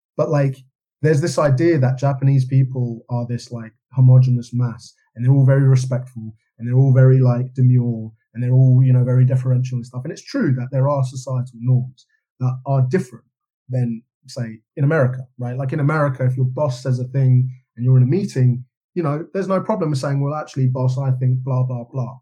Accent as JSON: {"language": "English", "region": "London", "country": "United Kingdom", "tie": "born or raised there", "said": "I grew up in London in the kind of the Britpop movement"}